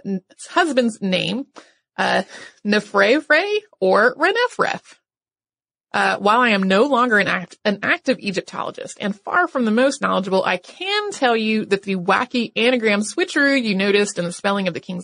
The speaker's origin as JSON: {"language": "English", "region": "North Carolina", "country": "United States", "tie": "born or raised there", "said": "the history of my home state, which is North Carolina."}